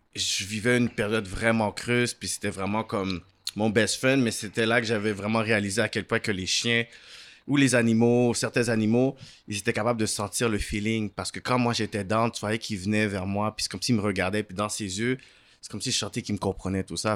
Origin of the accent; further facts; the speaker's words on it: Montreal, Quebec, Canada; also born or lived in Laval; je suis né à Saint-Michel. Ensuite, on a déménagé à Laval. Puis ensuite, euh, j'ai fait le reste de ma vie jusqu'à aujourd'hui de West Island